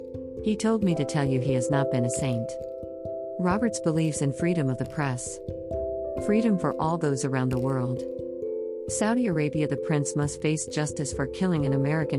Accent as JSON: {"language": "English", "town": "Melbourne", "region": "Victoria", "country": "Australia", "tie": "born or raised there", "also_born_or_lived": "Adelaide, South Australia", "said": "I was born in Melbourne, Australia, 1954"}